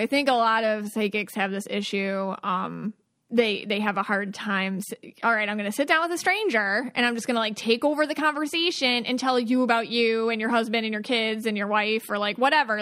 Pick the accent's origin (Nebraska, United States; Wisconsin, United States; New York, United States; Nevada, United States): New York, United States; Buffalo; now in Florida, United States; I'm from Buffalo, and I, but I live in Florida